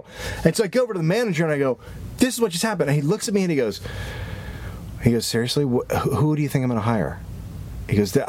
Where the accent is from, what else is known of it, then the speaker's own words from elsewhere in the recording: California, United States; also born or lived in New York; And so, but coming from California, there was still customer service happening.